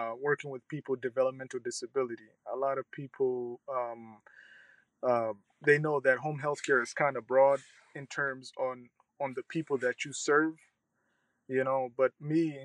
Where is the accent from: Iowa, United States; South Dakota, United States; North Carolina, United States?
South Dakota, United States; Sioux Falls; also born or lived in Somalia / Kenya; I grew up in South Dakota, Sioux Falls, South Dakota. Yes. I came to the United States in 1997, by the end of 1997, and as a refugee and been located to Sioux Falls, South Dakota